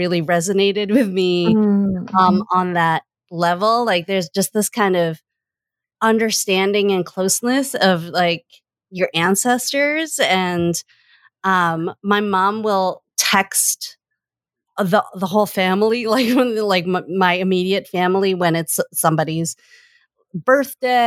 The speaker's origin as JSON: {"language": "English", "town": "Boston", "region": "Massachusetts", "country": "United States", "tie": "born or raised there", "said": "I was born in Boston"}